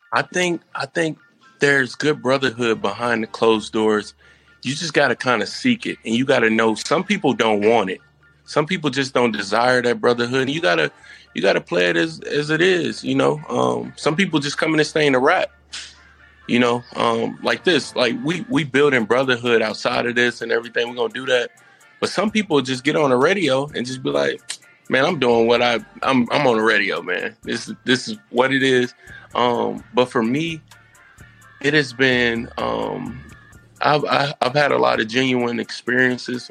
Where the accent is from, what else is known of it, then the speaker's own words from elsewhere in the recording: Indianapolis, Indiana, United States; moved away; I'm originally from Indianapolis.